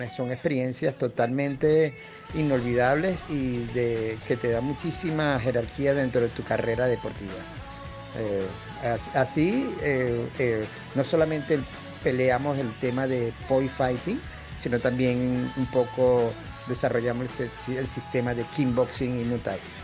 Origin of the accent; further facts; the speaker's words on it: Caracas, Capital District, Venezuela; como buen venezolano